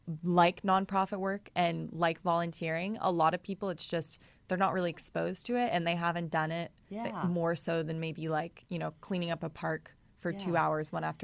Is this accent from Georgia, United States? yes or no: yes; Atlanta, Georgia, United States; now in Los Angeles, United States; Atlanta. Great. I think it's a perfect mixture of the metropolitan city and the sort of charming Old South, Southern hospitality.